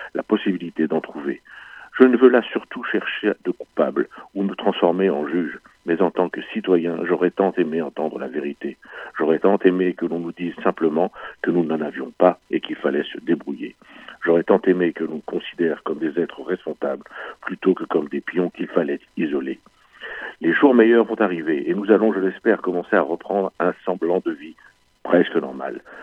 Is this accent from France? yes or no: yes; France; chez nous, en France